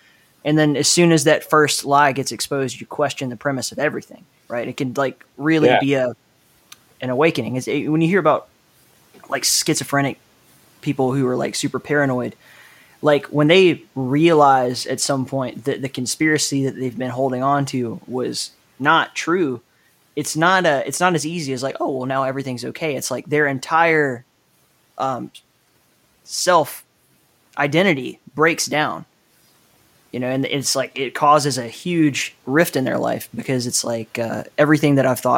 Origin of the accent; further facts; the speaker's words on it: Southeast, United States; I mean, I grew up in the Southeast too